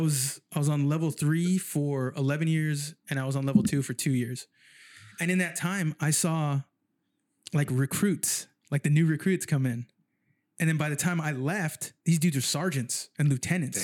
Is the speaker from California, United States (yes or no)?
yes; San Jose, California, United States; moved away as an adult; now in Sacramento, United States; I grew up in San Jose